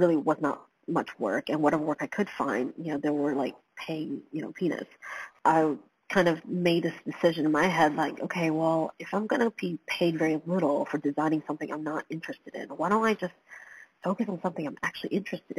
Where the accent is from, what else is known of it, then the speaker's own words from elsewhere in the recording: Georgia, United States; also born or lived in Taiwan / London; I was raised in the States